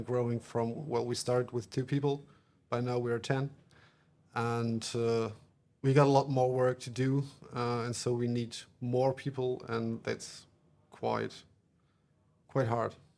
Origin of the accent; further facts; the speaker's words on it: Bremen, Germany; English is a second language; I'm from Germany, from Bremen.